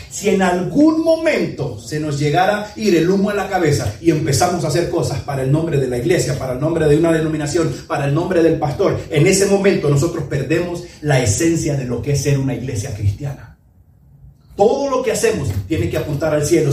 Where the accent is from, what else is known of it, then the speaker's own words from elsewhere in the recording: north coast of Honduras, Honduras; yo soy castellanos de la costa norte de Honduras